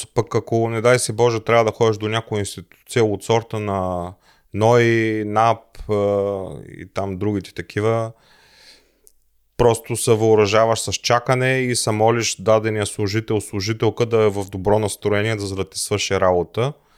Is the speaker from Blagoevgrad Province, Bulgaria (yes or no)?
no; Plovdiv, Plovdiv Province, Bulgaria; moved away as an adult; now in Germany; Аз съм роден в Пловдив, съпругата ми е родена в Смолян